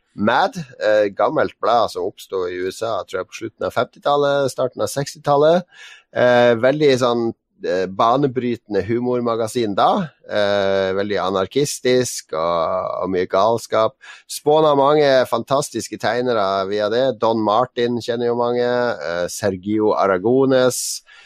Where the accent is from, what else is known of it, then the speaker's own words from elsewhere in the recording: Northern Norway, Norway; vet jo hva vi sier i Nord-Norge